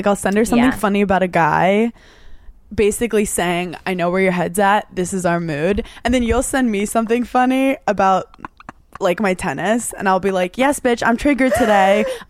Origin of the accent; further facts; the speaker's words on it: New York, United States; we're from New York.